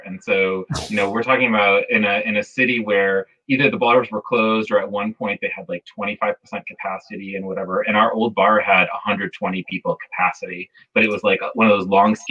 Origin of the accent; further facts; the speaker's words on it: Grand Island, New York, United States; moved away as an adult; now in Washington, D.C., United States; I'm from Grand Island, so life on the pork chop. But I've been here actually. Stacie and I moved here the same year in 2003.